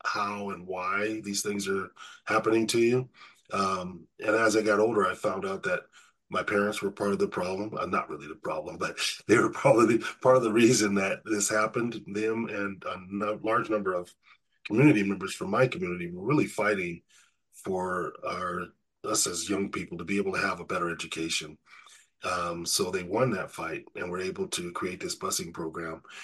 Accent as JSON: {"language": "English", "town": "Riverside", "region": "California", "country": "United States", "tie": "born or raised there", "said": "I grew up in Riverside, California"}